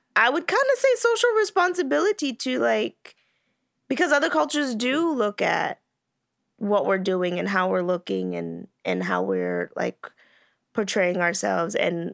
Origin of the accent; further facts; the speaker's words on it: United States; being American